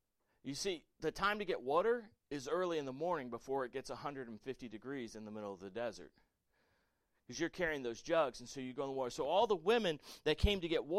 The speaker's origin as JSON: {"language": "English", "region": "the South", "country": "United States", "tie": "born or raised there", "said": "Listen, I grew up in the South."}